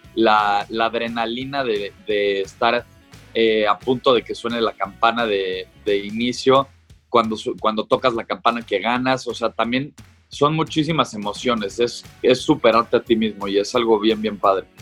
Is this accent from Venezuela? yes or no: no; Mexico; como, como mexicanos